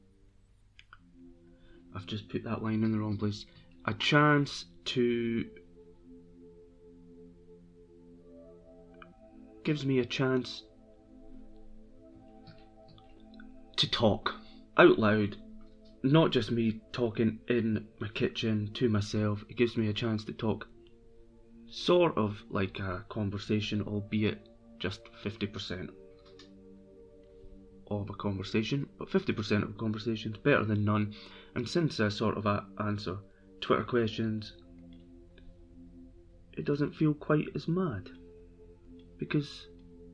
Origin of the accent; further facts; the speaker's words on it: Brechin, Scotland, United Kingdom; moved away; I'm from Brechin originally, so I am a Brechin fan